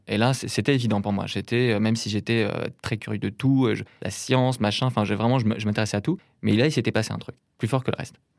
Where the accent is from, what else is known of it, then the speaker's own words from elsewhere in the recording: a small town in Brittany north of Rennes, France; je viens d'une petite ville de Bretagne, au nord de Rennes, qui s'appelle Béton